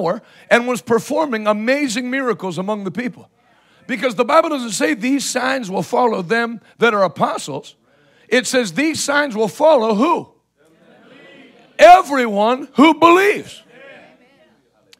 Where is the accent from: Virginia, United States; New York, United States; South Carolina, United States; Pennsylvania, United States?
Pennsylvania, United States; Houston; The church I grew up in Houston, Pennsylvania